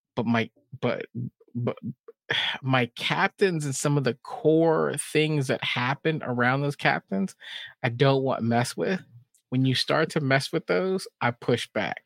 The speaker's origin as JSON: {"language": "English", "region": "Texas", "country": "United States", "tie": "born or raised there", "said": "I grew up in Texas."}